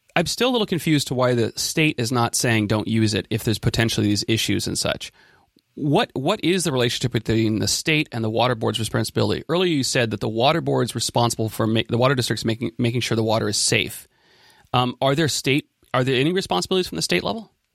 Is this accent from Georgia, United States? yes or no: no; Ben Lomond, California, United States; my hometown of Ben Lomond